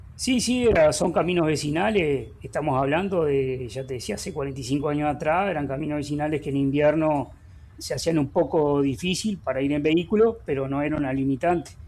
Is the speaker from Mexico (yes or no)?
no; Villa Cardal, Florida, Uruguay; soy oriundo de Villa Carval, capital de la producción lechera.